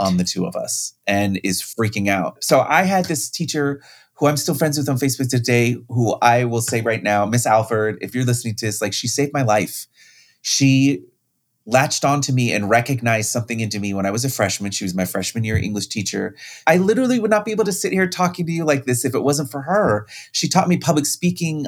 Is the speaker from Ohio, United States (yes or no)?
no; Riverside, California, United States; I grew up in Riverside, California